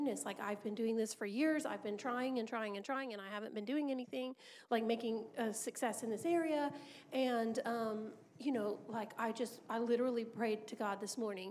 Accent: United States; we're American

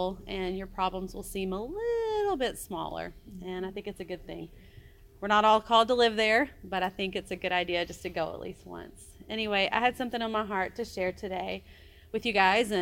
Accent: Daphne, Alabama, United States; moved away as an adult; now in Honduras; I'm from Daphne and grew up here my whole life

